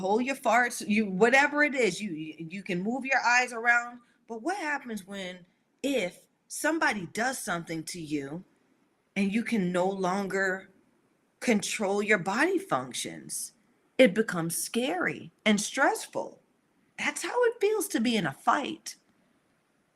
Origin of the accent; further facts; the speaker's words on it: the South, United States; I grew up in the South